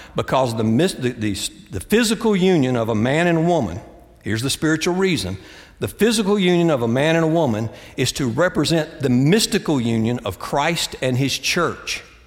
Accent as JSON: {"language": "English", "town": "Greensboro", "region": "North Carolina", "country": "United States", "tie": "born or raised there", "also_born_or_lived": "Austin, Texas", "moved": "yes", "said": "my hometown, Greensboro, North Carolina"}